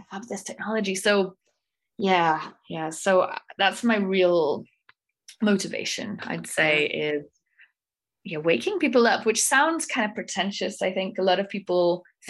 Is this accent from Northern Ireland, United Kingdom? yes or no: no; Wales, United Kingdom; now in Prague, Czech Republic; I am from Wales, although I live in Prague in the Czech Republic at the moment